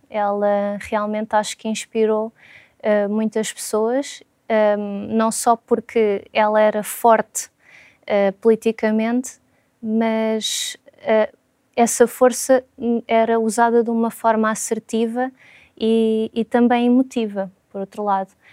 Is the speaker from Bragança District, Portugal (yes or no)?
no; Lisbon, Portugal; sou de Lisboa